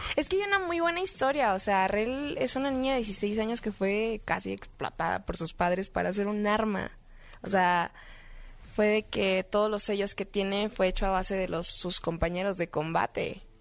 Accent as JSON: {"language": "Spanish", "town": "Monterrey", "region": "Nuevo León", "country": "Mexico", "tie": "born or raised there", "said": "yo soy del norte. yo nací en Monterrey."}